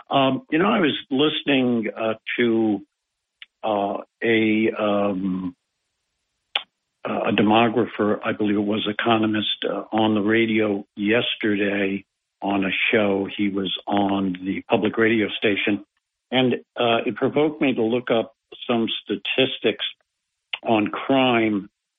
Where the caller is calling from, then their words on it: Binghamton, New York, United States; from Binghamton.